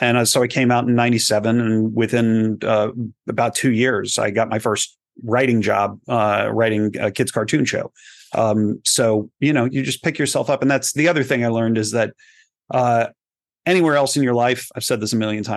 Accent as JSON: {"language": "English", "region": "Texas", "country": "United States", "tie": "born or raised there", "moved": "as an adult", "lives_now": "Los Angeles, United States", "said": "I grew up in Texas"}